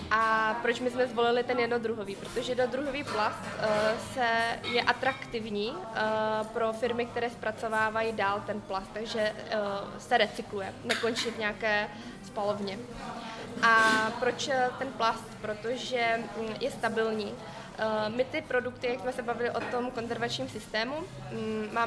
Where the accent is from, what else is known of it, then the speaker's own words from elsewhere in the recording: Vietnam; Czech is a second language; now in Czech Republic; pocházím z Větnamu a já zase jsem vycházela z toho, že v tom Větnamu já se tam domluvím svým jazykem, znám to prostředí